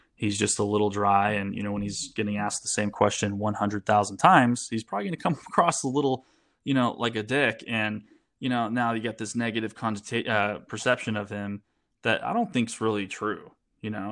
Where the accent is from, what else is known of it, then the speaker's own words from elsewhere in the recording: United States; I'm an American